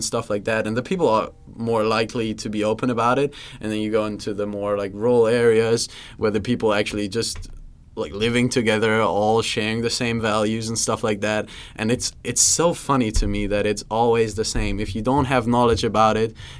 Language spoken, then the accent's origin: English; Germany; moved away as an adult; now in United States; I'm coming from Germany, living in the States right now